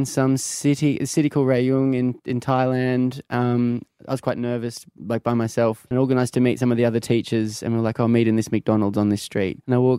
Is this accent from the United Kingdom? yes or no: no; Brisbane, Queensland, Australia; I'm from Brisbane, so came up, born and raised in Brisbane, and came up in that really rich music scene there.